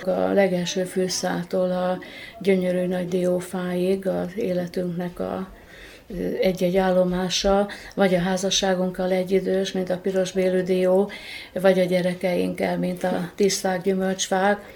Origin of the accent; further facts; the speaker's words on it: Kölesd, Tolna, Hungary; now in Érd, Hungary; Szülőfalom az Tolna megye Köles, de egy nagyon szép, poétikus falu. Természet közelben nőttem fel